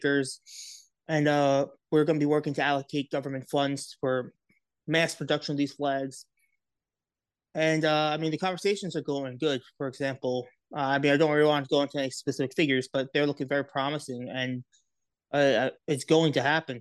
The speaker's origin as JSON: {"language": "English", "area": "Long Island", "region": "New York", "country": "United States", "said": "I'm from Long Island"}